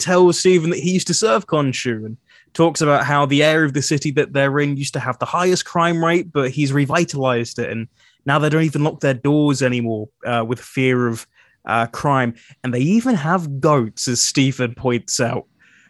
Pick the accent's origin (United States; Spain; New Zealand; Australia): New Zealand; accent: New Zealand; Well, my accent, my New Zealand accent was stronger. I'd be like, tattoo. And that's just gone.